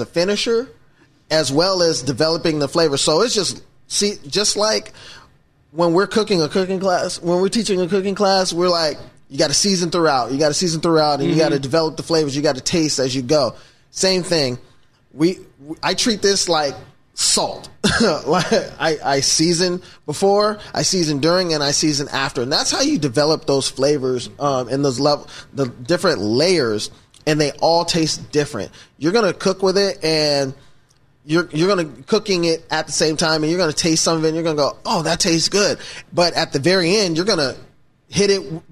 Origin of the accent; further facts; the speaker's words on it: Seattle, Washington, United States; I was born and raised here in Seattle, actually, University of Washington Hospital